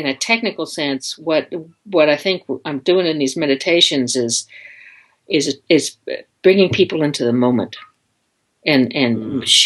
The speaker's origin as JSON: {"language": "English", "area": "just outside of Detroit", "region": "Michigan", "country": "United States", "tie": "born or raised there", "said": "I grew up in Michigan, just outside of Detroit"}